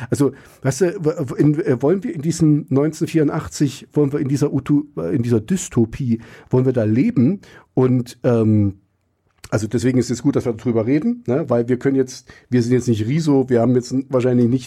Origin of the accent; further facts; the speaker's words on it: East Germany, Germany; Und ich bin ja auch im Osten groß geworden. Ich wusste auch, in der Schule muss ich anders reden als zu Hause.